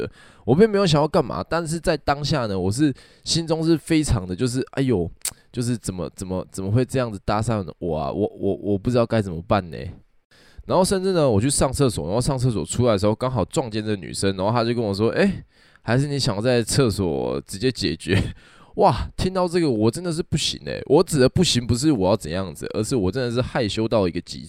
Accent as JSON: {"language": "Chinese", "region": "Kaohsiung", "country": "Taiwan", "said": "以前呢，我在前几集有有提过我是高雄人。然后呢，我住在高雄的南端，就是小港。小港就是有机场的那个地方就对了。"}